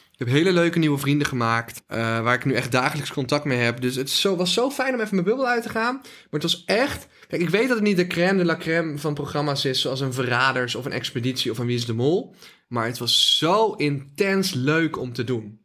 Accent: Drunen, North Brabant, Netherlands; het dorp waar ik vandaan kom met Drunen.

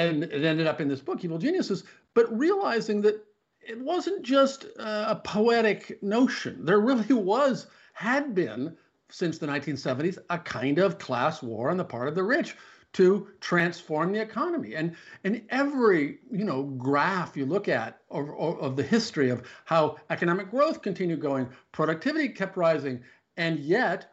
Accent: Omaha, Nebraska, United States; Warren Buffett, whom I've known for a long time because I grew up in Omaha, where he still lives

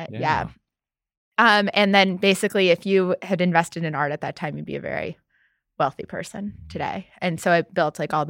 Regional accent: New York City, New York, United States; And I grew up in New York City. Yeah. So great at hailing cabs, can't drive.

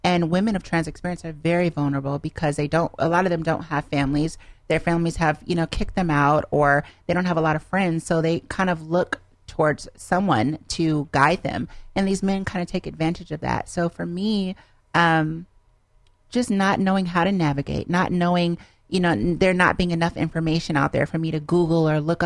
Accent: Los Angeles, California, United States; I really am from Los Angeles

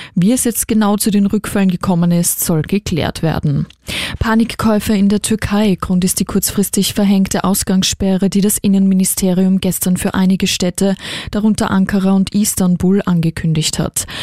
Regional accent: Austria; hier bei uns in Österreich

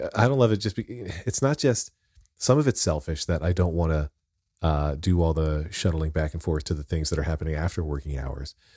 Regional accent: Wyomissing, Pennsylvania, United States; I grew up in Wyomissing, Pennsylvania

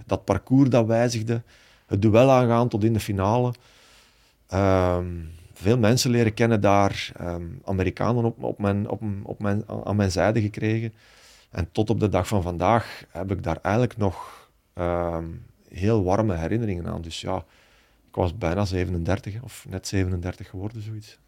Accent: Baal, Flanders, Belgium; bij ons in Baal

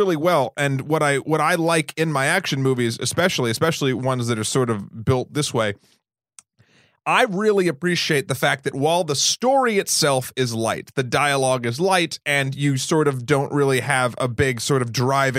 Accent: Massachusetts, United States; born there; also born or lived in New Hampshire; now in New York City, United States; Well, I was born in Massachusetts, moved to New Hampshire.

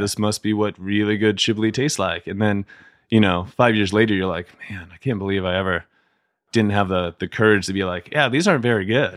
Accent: Canton, Ohio, United States; moved away as an adult; Canton, Ohio

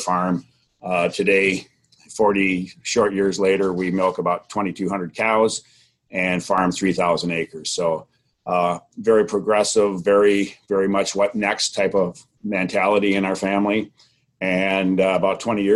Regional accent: Beloit, Wisconsin, United States; we grew up in Beloit, Wisconsin, down the Illinois line

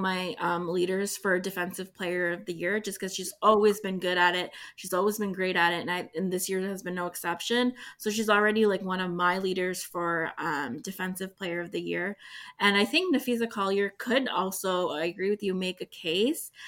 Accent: Canada; I'm Canadian

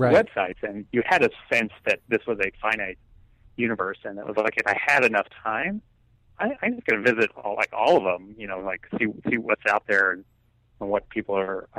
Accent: Stamford, Connecticut, United States; born or raised there

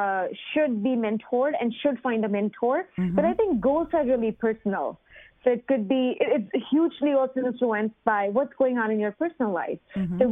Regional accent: India; moved away as an adult; now in United States; I grew up in India in a family where women were not allowed to work

